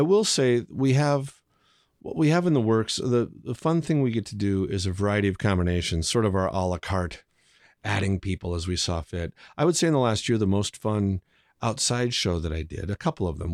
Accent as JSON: {"language": "English", "town": "Dell Rapids", "region": "South Dakota", "country": "United States", "tie": "born or raised there", "said": "growing up in Del Rapids"}